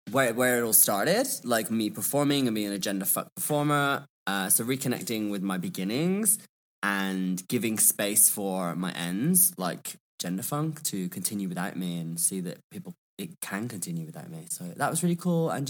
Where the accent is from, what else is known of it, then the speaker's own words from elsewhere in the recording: Birmingham, West Midlands, United Kingdom; also born or lived in London; I am from Birmingham or Birmingham as we call it. Um, and I just feel like my accent kind of evolved when I was, I studied in London.